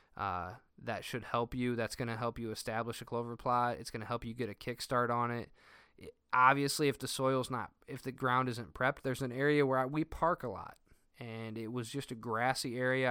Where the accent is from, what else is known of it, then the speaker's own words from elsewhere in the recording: Northern Indiana, United States; I'm from Northern Indiana